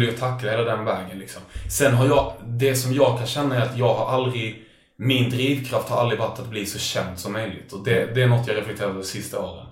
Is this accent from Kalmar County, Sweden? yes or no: no; Lund, Skåne, Sweden; jag växte upp i Lund